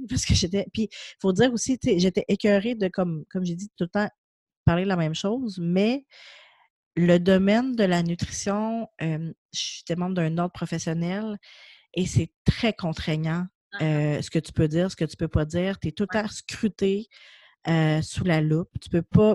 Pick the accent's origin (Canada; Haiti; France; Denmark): Canada; Quebec City, Quebec; moi je viens de Québec, je suis à Québec